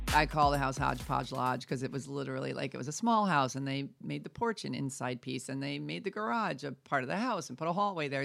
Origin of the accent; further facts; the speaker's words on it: New York, United States; now in Santa Fe, United States; I'm from New York